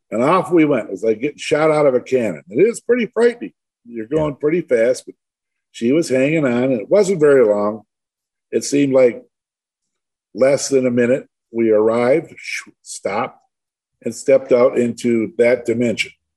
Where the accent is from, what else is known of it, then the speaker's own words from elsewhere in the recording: Livonia, Michigan, United States; I was born and raised actually in Livonia, a suburb of Detroit.